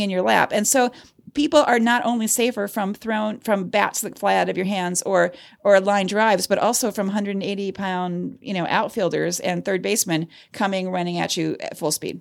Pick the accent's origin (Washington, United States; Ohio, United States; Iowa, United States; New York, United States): Ohio, United States; Cleveland; my hometown of Cleveland, Ohio